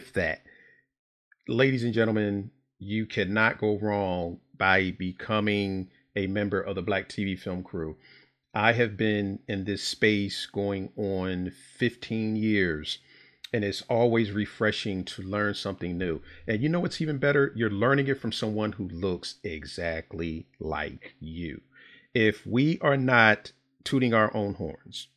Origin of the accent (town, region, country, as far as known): Philadelphia, Pennsylvania, United States